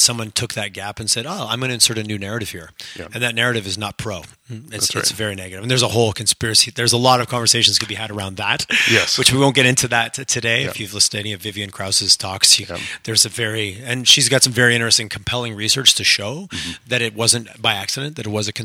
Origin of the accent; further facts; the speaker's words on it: Montreal, rural Quebec, Canada; now in Alberta, Canada; growing up in Montreal, nobody talked about oil and gas in that area where I grew up in rural Quebec